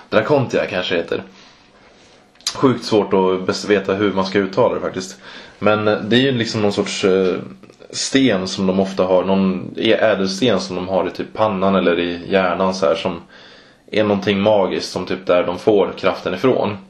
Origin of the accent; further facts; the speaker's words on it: Mora, Dalarna County, Sweden; I Mora där jag kommer ifrån